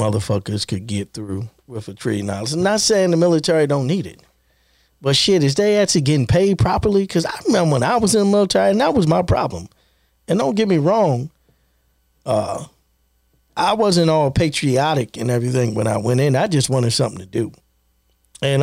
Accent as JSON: {"language": "English", "town": "Baltimore", "region": "Maryland", "country": "United States", "tie": "born or raised there", "said": "Born and raised in Baltimore."}